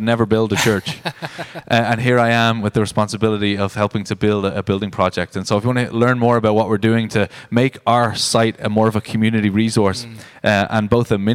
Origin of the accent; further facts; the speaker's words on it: Ireland; moved away as an adult; also born or lived in United States; I went to Ireland to pastor my home church